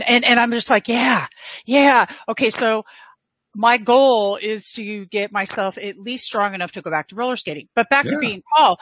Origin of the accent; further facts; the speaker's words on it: Southern California, United States; I am from Southern California